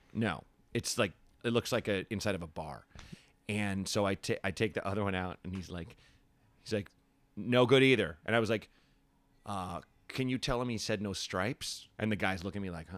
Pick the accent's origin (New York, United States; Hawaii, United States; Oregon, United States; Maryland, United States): Oregon, United States; Portland; moved away; also born or lived in Chicago / Los Angeles; was born in Chicago, but I grew up in Portland.